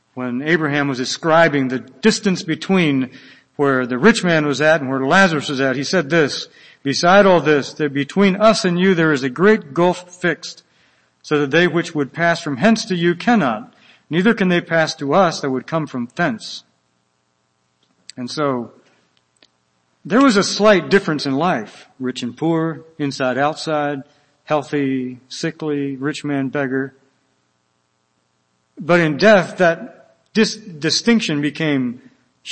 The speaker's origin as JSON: {"language": "English", "region": "Virginia", "country": "United States", "moved": "yes", "lives_now": "Minnesota, United States", "said": "I'm from Virginia, we're Americans."}